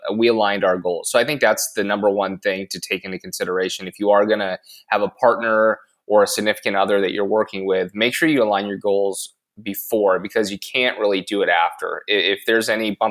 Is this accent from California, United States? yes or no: yes; Long Beach, California, United States; my favorite thing about growing up in Long Beach is weather